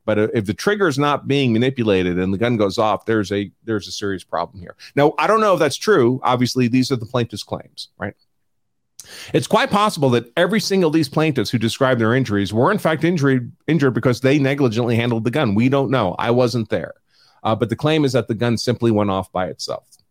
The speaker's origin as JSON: {"language": "English", "region": "New York", "country": "United States", "said": "I'm from New York"}